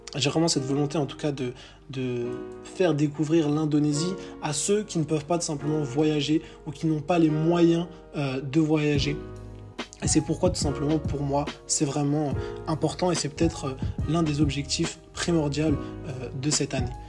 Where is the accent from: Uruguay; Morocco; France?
France; Villejuif, Île-de-France; moved away as an adult; je suis parisien, je suis issu de la, banlieue parisienne, donc euh, de Villejuif dans le 94